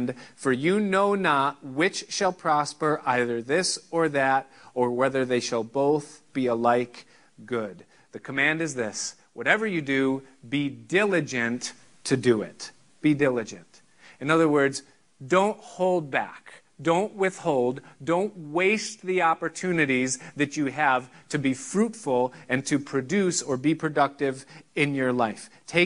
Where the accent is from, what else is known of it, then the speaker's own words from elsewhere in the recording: United States; I'm an American fully